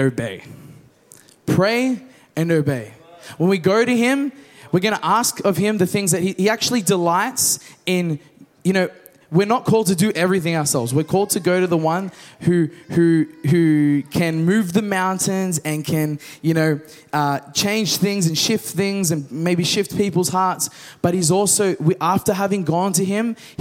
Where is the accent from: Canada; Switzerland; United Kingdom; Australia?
Australia; We're from the West. Australia.